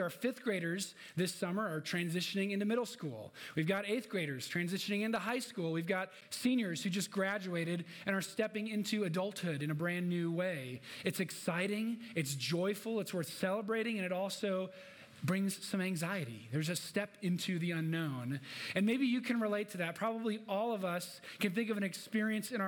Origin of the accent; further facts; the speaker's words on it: Minnesota, United States; moved away as an adult; also born or lived in Illinois / Midwest; now in Denver, United States; raised in Minnesota